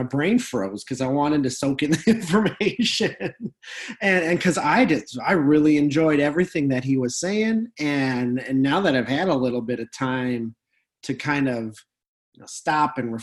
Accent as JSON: {"language": "English", "region": "North Dakota", "country": "United States", "said": "we're from North Dakota where everything is nice"}